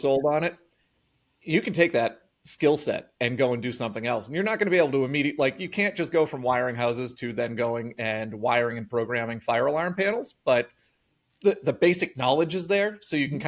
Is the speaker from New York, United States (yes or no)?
no; Norton, Massachusetts, United States; I grew up in Norton